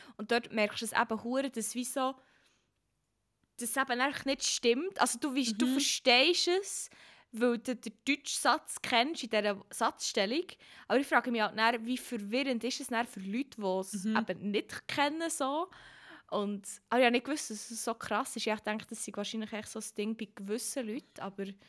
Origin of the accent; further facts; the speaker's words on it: Emmental, Bern, Switzerland; accent: Emmentaler Berndeutsch; ich die Einzige bin aus dem Emmental